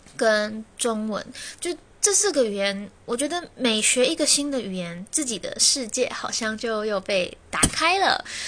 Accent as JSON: {"language": "Chinese", "country": "Taiwan", "said": "我们台湾人"}